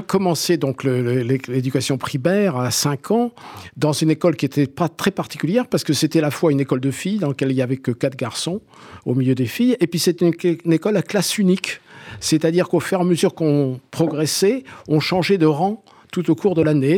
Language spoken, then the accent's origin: French; Algiers, Algiers Province, Algeria; now in Corsica, France; J'ai passé ma petite enfance euh, dans le quartier populaire de Bab el Oued euh, à Alger